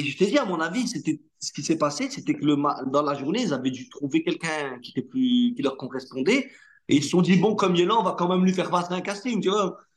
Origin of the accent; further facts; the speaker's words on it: Hauts-de-France, France; first language Arabic; French is a second language; je suis natif des Hauts-de-France